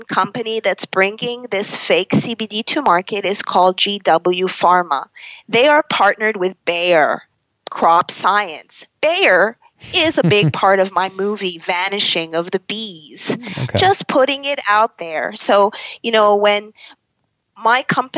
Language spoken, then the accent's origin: English; Canada; as a Canadian who's been through the ringer of Western medicine